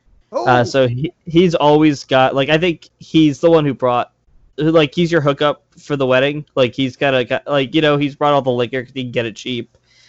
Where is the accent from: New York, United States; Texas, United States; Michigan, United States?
New York, United States; So yeah, basically we flew, I'm from New York